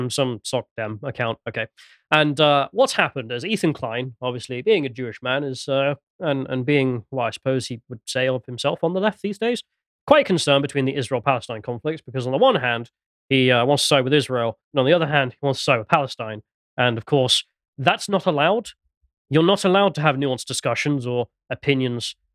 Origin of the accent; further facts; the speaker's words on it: England, United Kingdom; I'm English